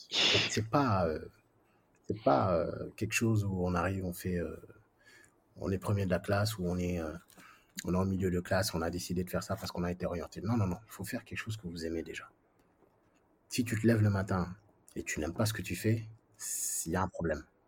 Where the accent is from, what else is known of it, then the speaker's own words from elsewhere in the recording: France; moved away as an adult; also born or lived in Senegal / United Arab Emirates / Saudi Arabia; now in Dakar, Senegal; je viens de la France, ouais, d'accord, mais, mais encore, ouais, je suis d'origine, euh, du Sénégal